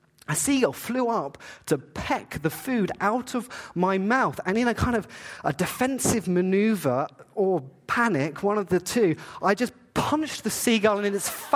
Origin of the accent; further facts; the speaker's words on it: Eastbourne, South East England, United Kingdom; now in Canada; I grew up in England. I grew up in a place called Eastbourne. It's near Brighton, very south coast against the channel of England.